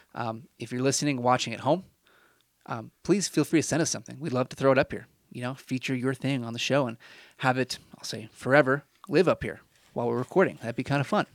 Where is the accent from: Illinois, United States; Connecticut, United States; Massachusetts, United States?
Illinois, United States; moved away as an adult; also born or lived in Indiana; this was my home for twenty s, well, if you don't include college, I don't know, twenty, twenty years or so